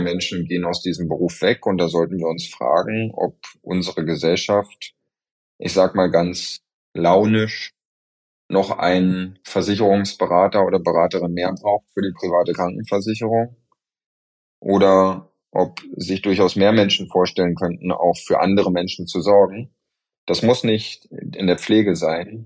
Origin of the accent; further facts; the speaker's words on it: Germany; hier bei uns in Deutschland